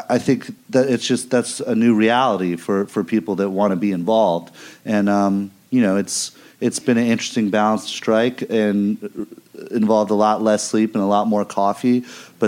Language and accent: English; Missouri, United States; moved away; I grew up in the part of the country that elected this guy